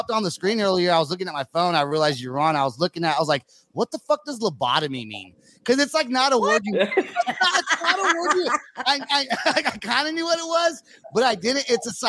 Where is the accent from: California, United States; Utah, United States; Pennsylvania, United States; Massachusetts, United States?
California, United States; San Francisco Bay Area, East Bay; I'm from San Francisco, like the Bay Area. I was born there, raised just East Bay.